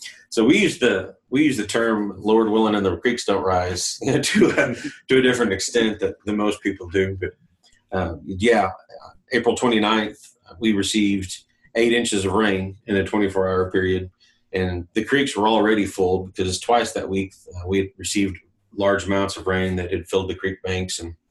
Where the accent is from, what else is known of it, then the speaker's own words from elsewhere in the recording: Oklahoma, United States; I grew up in the Methodist camping system here in Oklahoma.